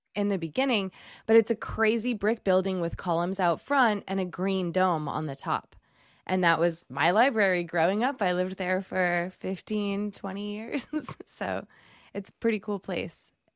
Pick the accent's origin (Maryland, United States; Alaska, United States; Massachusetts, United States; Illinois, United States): Massachusetts, United States; Chelmsford; I'm from Chelmsford